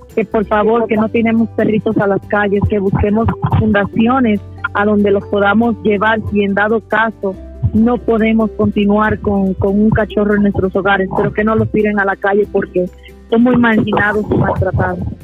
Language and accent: Spanish; Puerto Rico; now in Mexico; soy originaria de Puerto Rico para los que no me conocen allá, pero estoy radicando en México